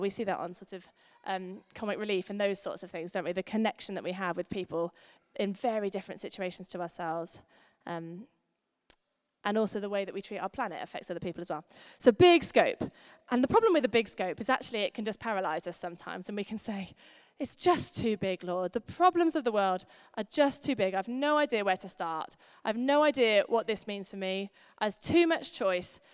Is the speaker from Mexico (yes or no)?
no; United Kingdom; We're British